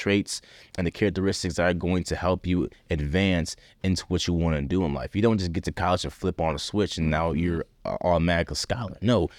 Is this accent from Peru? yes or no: no; Liberia; And I want my children to understand how blessed they are, because me growing up in Liberia, I didn't have that. I didn't have the luxury of that.